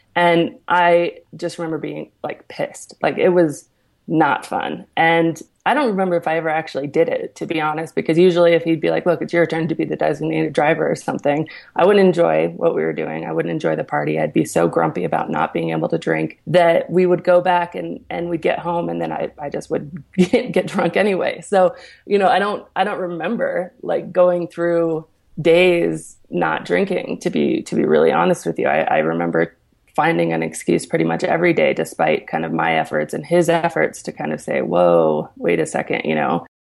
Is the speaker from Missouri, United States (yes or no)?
no; Aspen, Colorado, United States; also born or lived in New York City; So I'm from Aspen, Colorado